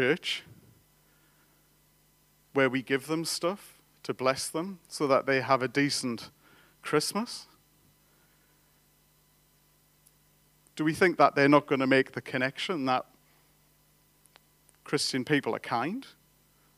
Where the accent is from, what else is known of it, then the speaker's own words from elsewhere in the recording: England, United Kingdom; I'm an Englishman